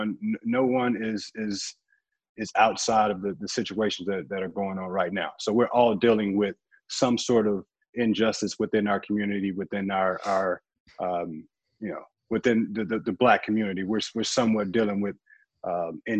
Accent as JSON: {"language": "English", "town": "St. Louis", "region": "Missouri", "country": "United States", "tie": "born or raised there", "said": "I was living in St. Louis, growing up in St. Louis"}